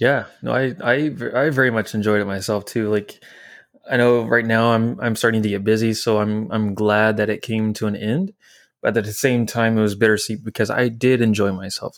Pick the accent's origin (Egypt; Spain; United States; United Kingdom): United States; French Lick, Indiana; moved away; I grew up in Indiana. French Lick, Indiana specifically